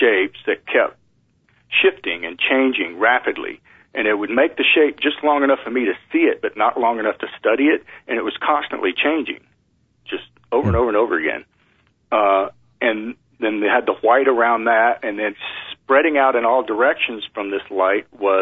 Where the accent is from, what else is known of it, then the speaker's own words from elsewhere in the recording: East Texas, United States; I grew up in East Texas in a Southern Baptist religion